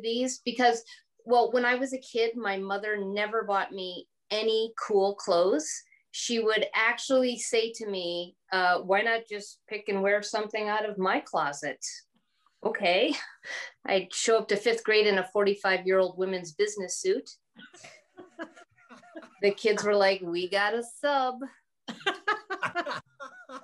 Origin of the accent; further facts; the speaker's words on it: Green Bay, Wisconsin, United States; moved away; I'm from the Bay Area, Green Bay